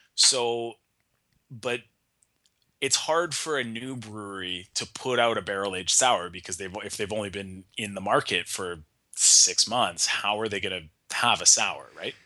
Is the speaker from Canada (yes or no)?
yes; Nanaimo, British Columbia, Canada; my hometown in Nanaimo